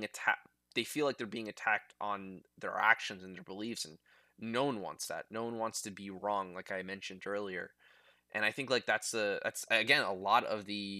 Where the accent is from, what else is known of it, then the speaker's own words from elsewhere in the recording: United States; I'm in the army or because I'm an American